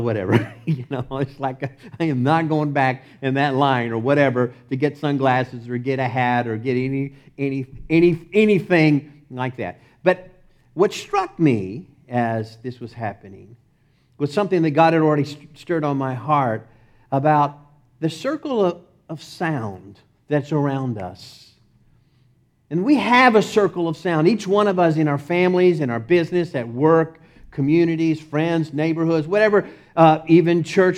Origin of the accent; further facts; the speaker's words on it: Texas, United States; accent: Texas; my Texas accent